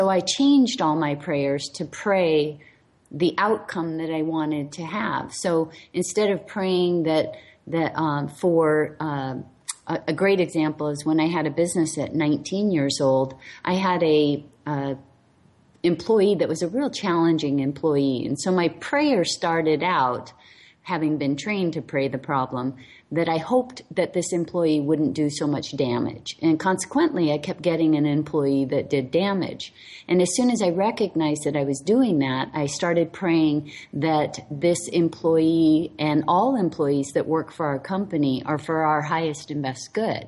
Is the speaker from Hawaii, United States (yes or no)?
yes; Hawaii, United States; I'm the last of 10 kids, and I was raised in Hawaii